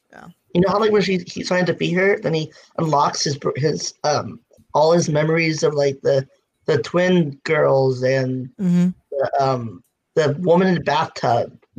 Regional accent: London, United Kingdom; Oh no, I'm from the UK.

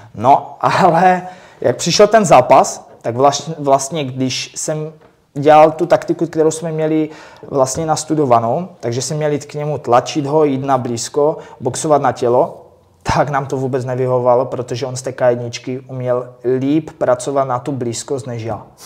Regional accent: Czechia; jsem první Čech

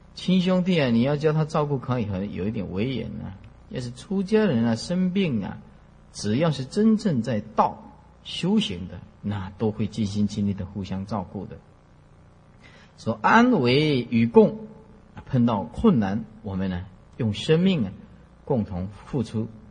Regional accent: Taiwan; 我们是在台湾出生的啦。福建古田人

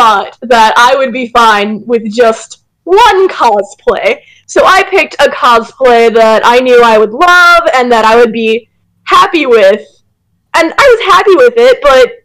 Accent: Minnesota, United States; Minnesota conventions since it is my home state

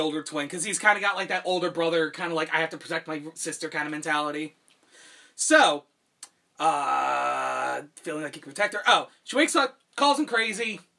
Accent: United States; me being an American

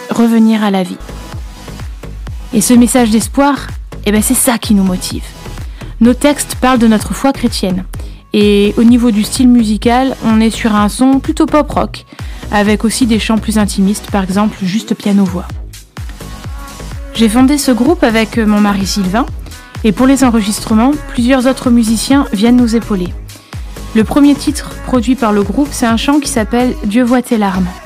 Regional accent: Brittany, France; du groupe … On vient de France et plus précisément de Bretagne.

